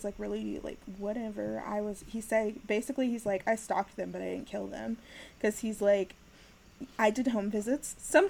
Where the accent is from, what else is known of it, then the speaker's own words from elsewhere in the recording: Kansas, United States; I'm from Kansas